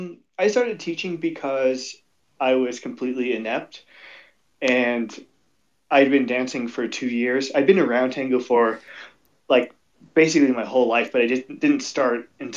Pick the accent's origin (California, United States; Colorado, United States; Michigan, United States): Colorado, United States; This is what you get for growing up in Colorado, climbing up the sides of cliffs.